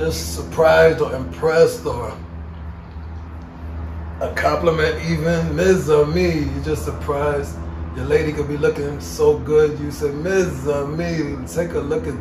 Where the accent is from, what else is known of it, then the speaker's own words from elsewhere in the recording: New York City, New York, United States; I was born here in Queens